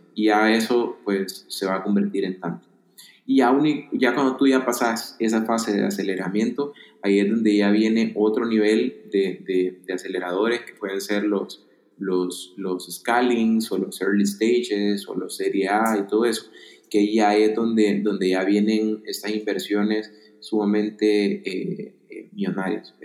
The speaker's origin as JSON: {"language": "Spanish", "country": "El Salvador", "said": "Yo soy del El Salvador"}